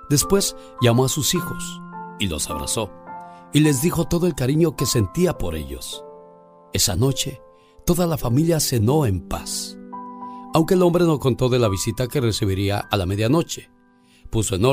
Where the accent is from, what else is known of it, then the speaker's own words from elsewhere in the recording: Morelia, Michoacán, Mexico; moved away; Un día salí de Morelia, Michoacán, pero Morelia, Michoacán nunca salió de mí.